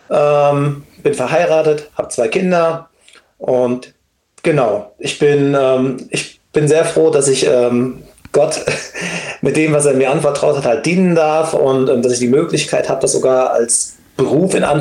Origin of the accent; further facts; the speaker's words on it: Siegen, North Rhine-Westphalia, Germany; genau, ich, ich komme aus Siegen. Ähm, ich bin, ja, bin ich, bin 48.